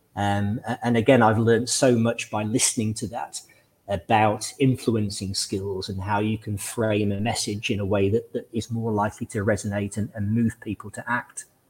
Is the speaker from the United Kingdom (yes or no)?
yes; Lytham St Annes, North West England, United Kingdom; I grew up in in Lytham St Anne's in the northwest of England